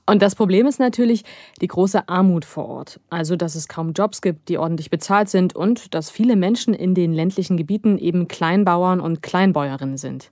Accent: Germany

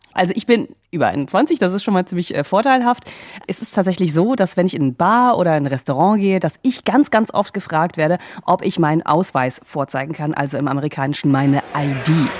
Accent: Germany; now in United States; mit Deutschland vergleiche, ähm, auch wo ich aufgewachsen bin

